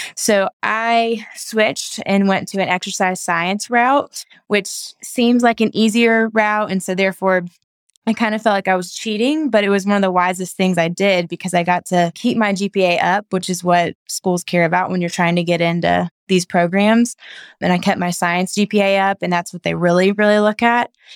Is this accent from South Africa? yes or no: no; Knoxville, Tennessee, United States; moved away as an adult; also born or lived in Chattanooga, Tennessee; now in Nashville, United States; I'm from Knoxville, Tennessee, and went to school in Chattanooga